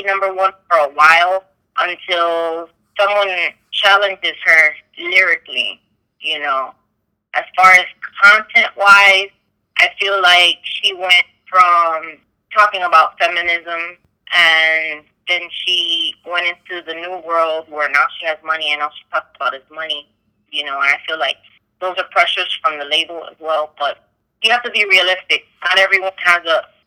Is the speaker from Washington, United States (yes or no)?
no; New York City, New York, United States; moved away; also born or lived in Miami, Florida; I'm originally from Queens, New York